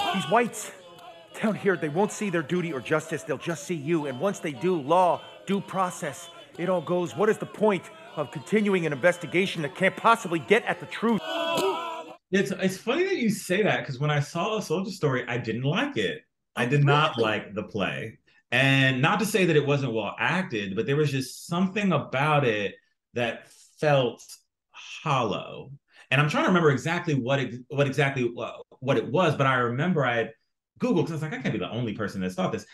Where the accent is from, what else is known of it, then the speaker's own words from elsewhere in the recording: South Florida, United States; I grew up in South Florida